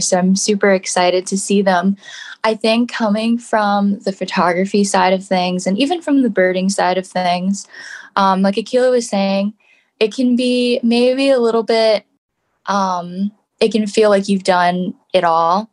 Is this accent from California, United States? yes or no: no; New York City, New York, United States; I grew up in New York City